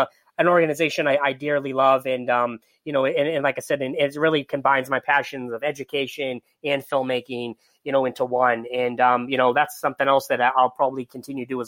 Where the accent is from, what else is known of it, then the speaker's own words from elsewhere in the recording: Boston, Massachusetts, United States; I'm from Boston, I grew up outside of Boston